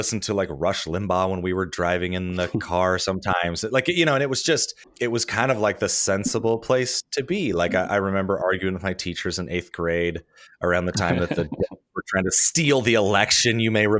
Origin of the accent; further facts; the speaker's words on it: Lincoln, Nebraska, United States; it starts with growing up in Nebraska and kind of going to an evangelical church and the sort of the direct connection of being a evangelical and being a Republican.